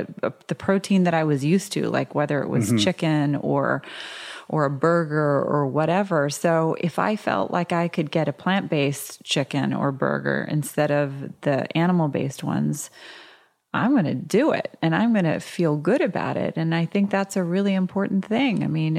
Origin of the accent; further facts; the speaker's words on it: Georgia, United States; My friends who I grew up with in Georgia, if I tried to bring them to, you know, a super healthy place where it was all raw vegan, and they would hate it.